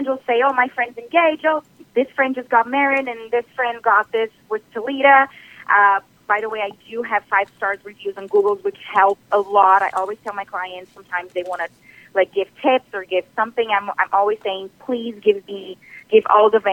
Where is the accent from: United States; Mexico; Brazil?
Brazil; moved away as an adult; now in Ontario, Canada; I am originally from Brazil. So I've been doing this for about 10 years back home in Brazil, and then I came to Canada